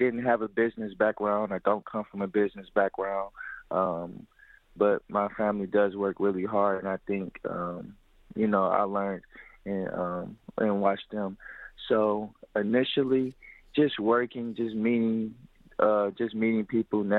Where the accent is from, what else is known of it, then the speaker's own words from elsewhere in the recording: Detroit, Michigan, United States; I was born and raised in Detroit, Michigan, on the west side